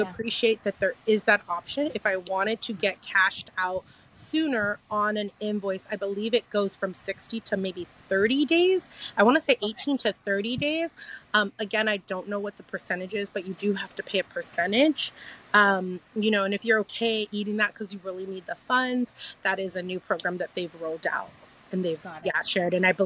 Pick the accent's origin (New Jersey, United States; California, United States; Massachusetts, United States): California, United States; my home state of California